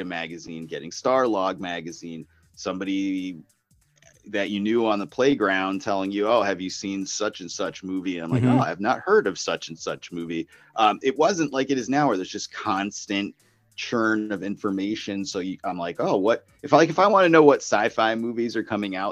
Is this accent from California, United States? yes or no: no; Holyoke, Massachusetts, United States; I grew up in Holyoke, Massachusetts